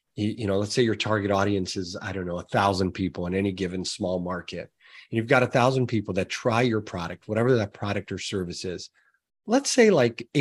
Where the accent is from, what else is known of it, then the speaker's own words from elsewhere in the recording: Brazil; moved away; I'm originally from Brazil